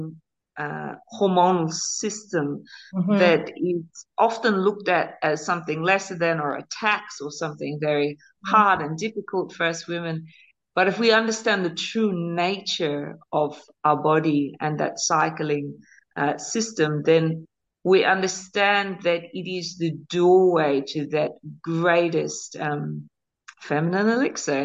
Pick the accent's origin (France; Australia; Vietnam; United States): Australia; moved away as an adult; By blood, I'm an Australian mix, Celtic roots, Australian born.